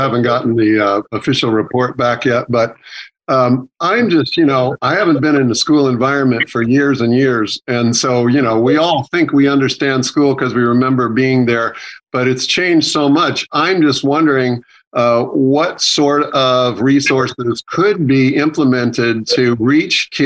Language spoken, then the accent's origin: English; Stanford, California, United States; I grew up in Stanford campus